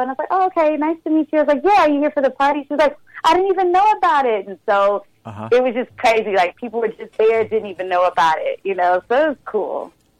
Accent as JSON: {"language": "English", "region": "Texas", "country": "United States", "said": "I'm a Texan girl"}